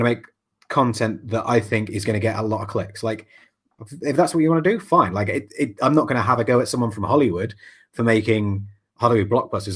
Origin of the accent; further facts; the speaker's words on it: England, United Kingdom; I'm English